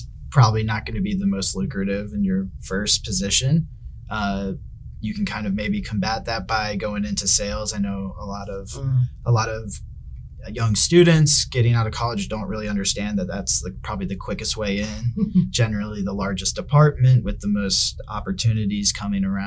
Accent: Richmond, Virginia, United States; moved away; from Richmond, Virginia originally. Grew up in a very sports conscious family

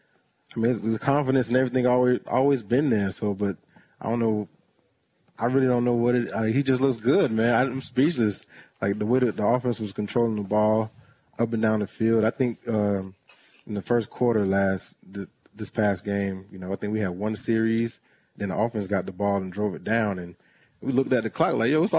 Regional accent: Tampa, Florida, United States; now in Jacksonville, United States; my neighborhood where I grew up in the Clare Mel City area in Tampa, Florida

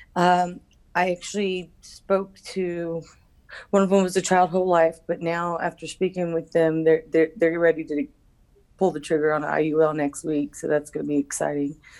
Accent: Houston, Texas, United States; I'm from Houston, Texas

